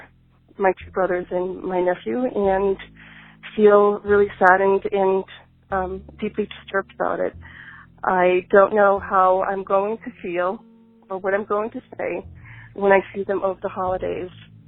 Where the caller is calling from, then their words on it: Massachusetts, United States; Hello, I'm calling from Massachusetts